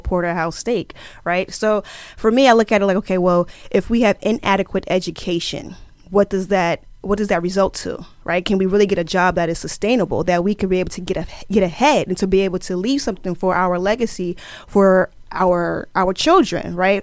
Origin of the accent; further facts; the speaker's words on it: Plainfield, New Jersey, United States; also born or lived in Camden, New Jersey; I am originally from Plainfield, New Jersey